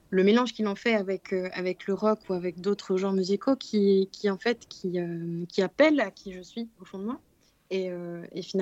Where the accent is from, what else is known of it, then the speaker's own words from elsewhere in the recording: Morocco; quelque chose qui bah, nous parle en tant que Marocain aussi